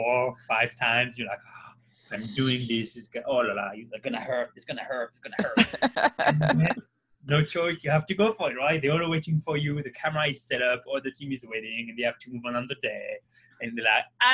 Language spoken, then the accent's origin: English; south of France, France; born or raised there; English is a second language; moved away as an adult; also born or lived in Paris